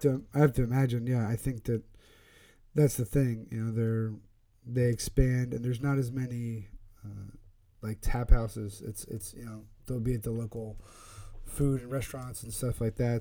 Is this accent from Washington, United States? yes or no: no; Pennsylvania, United States; now in Connecticut, United States